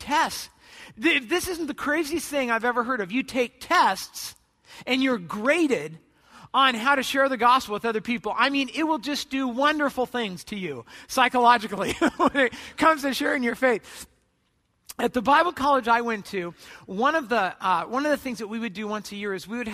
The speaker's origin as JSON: {"language": "English", "country": "United States", "said": "I'm an American"}